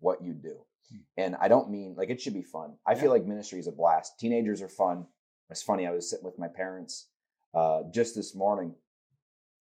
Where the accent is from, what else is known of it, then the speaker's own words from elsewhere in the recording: United States; growing up in Pendel, my father was a youth pastor